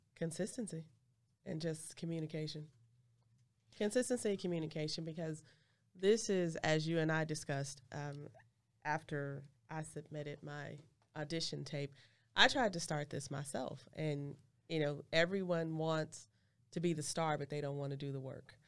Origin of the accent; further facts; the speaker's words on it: California, United States; I'm from Cali